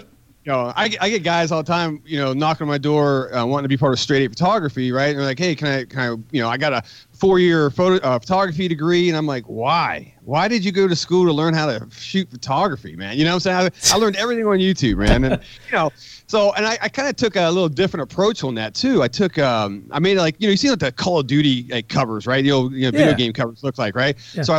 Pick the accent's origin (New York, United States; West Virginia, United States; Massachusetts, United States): West Virginia, United States; No, and I grew up in West Virginia.